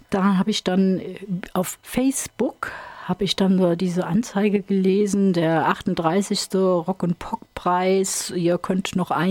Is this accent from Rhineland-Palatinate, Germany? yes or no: yes; Ingelheim am Rhein, Rhineland-Palatinate, Germany; Ähm, ich komme aus Ingelheim am Rhein. Das ist auf der anderen Seite, auf der Ebsch-Seite sozusagen.